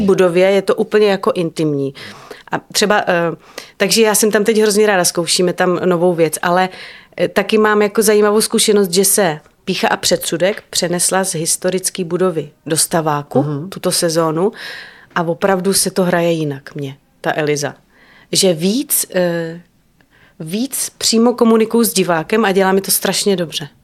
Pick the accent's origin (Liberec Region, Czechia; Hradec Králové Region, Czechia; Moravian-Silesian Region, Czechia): Liberec Region, Czechia; Liberec; now in Prague, Czechia; jsem to měla třeba já v dětství, že jsem v Liberci prostě znala eh, každou chodbičku